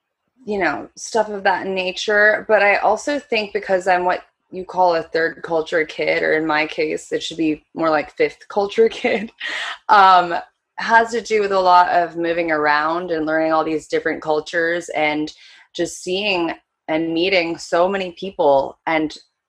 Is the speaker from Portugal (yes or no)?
no; South Korea; also born or lived in Japan / United States / Philippines; I was born in Japan, raised mostly in Korea